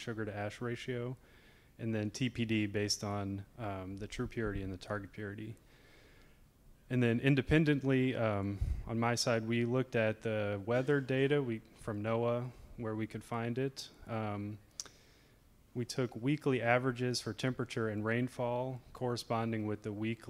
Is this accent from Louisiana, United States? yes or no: yes; Lafayette, Louisiana, United States; I'm from around here. I'm from Lafayette